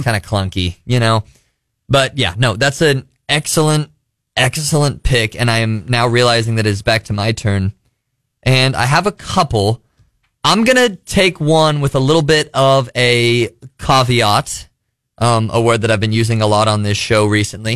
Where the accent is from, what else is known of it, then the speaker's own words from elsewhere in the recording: Missouri, United States; I grew up in Missouri.